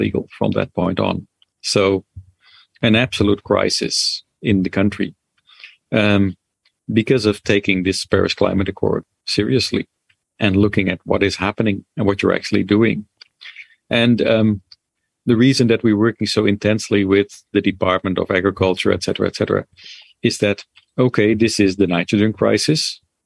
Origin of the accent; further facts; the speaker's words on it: Netherlands; moved away; I'm sort of from Holland originally